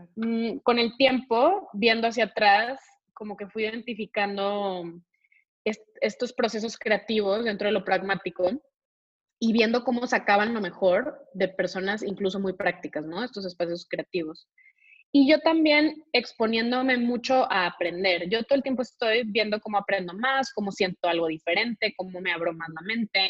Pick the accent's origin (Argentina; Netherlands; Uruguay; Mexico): Mexico; Monterrey, Nuevo León; soy de, nací en Monterrey